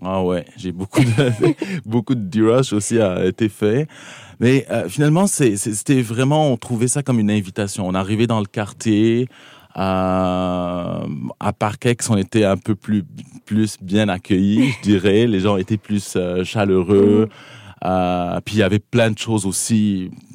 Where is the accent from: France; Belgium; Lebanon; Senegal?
Lebanon; South Lebanon; moved away as an adult; now in Montreal, Canada; je, viens du Liban, donc j'ai grandi au Liban